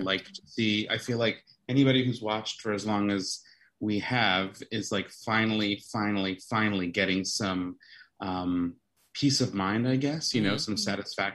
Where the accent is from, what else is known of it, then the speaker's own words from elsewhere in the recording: Long Island, New York, United States; moved away; I'm from Long Island